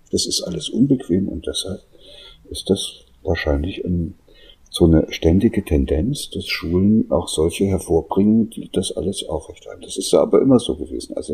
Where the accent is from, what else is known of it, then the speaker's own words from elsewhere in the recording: East Germany, Germany; ich bin da in der DDR aufgewachsen, die haben versucht, mir zehn Jahre lang Russisch beizubringen.